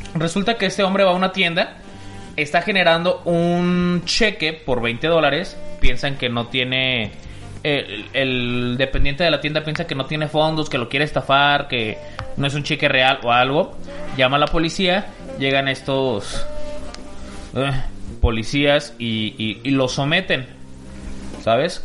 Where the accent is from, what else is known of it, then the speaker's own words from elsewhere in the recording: Mexico City, Mexico; now in Guadalajara, Mexico; Yo soy de, de Ciudad de México